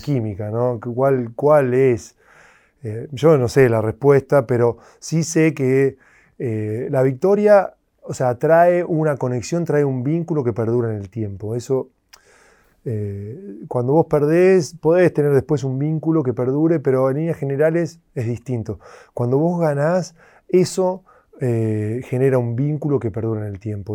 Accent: Argentina; moved away; estaba creciendo en Argentina

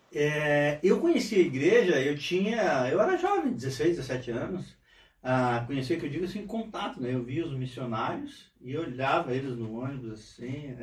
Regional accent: Rio Grande do Sul, Brazil; also born or lived in Araruna, Paraná; now in Forquilhinha, Brazil; E vim de lá para o Rio Grande do Sul novinho, há seis anos, sete anos. Me criei basicamente no, no Rio Grande do Sul

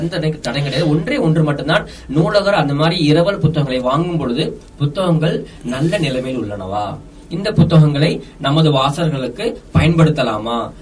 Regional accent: Dindigul, Tamil Nadu, India; also born or lived in Kerala; நான் திண்டுக்கல்ல பிறந்து வளர்ந்தவன்

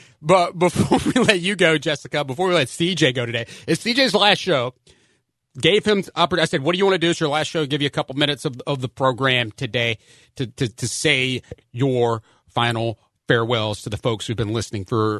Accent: Memphis, Tennessee, United States; my hometown, Memphis, Tennessee, is nicknamed the Bluff City

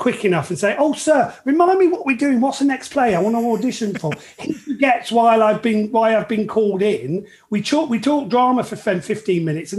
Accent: England, United Kingdom; I'm English

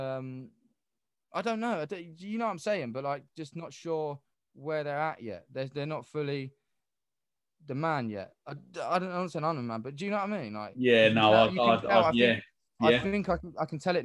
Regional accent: England, United Kingdom; we're English

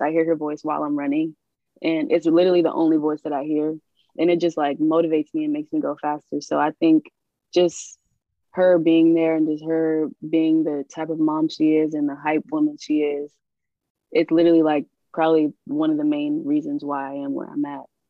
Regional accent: New Orleans, Louisiana, United States; I'm from New Orleans

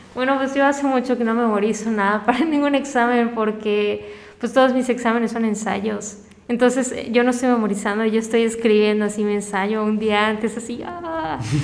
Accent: Mérida, Yucatán, Mexico; also born or lived in Caracas, Venezuela / Cancún, Mexico; Y luego cuando llegué a Mérida igual me buleaban y hasta que llegué a la secundaria

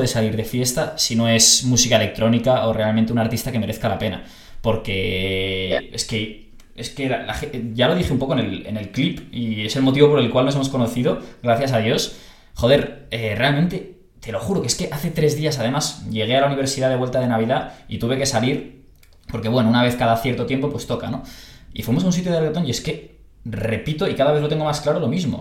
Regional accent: Barcelona, Catalonia, Spain; yo soy de Barcelona

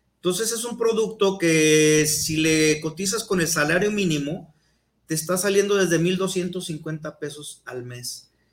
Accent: Mexico; idiosincrasia que tenemos como mexicanos

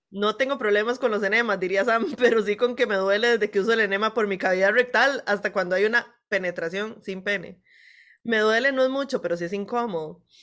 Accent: Costa Rica

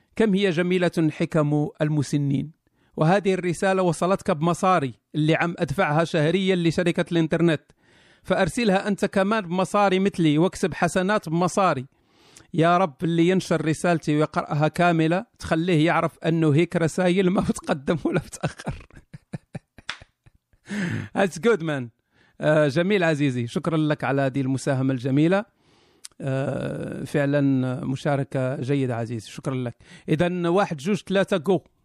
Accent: Kenitra, Rabat-Salé-Kénitra, Morocco; هذا ولد مدينتي

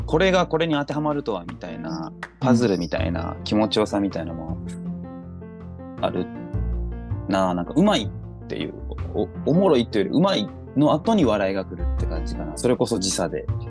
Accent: Osaka, Japan; 私がその大阪出身

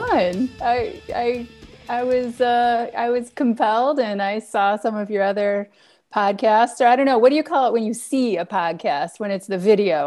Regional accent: Detroit, Michigan, United States; I grew up in Detroit

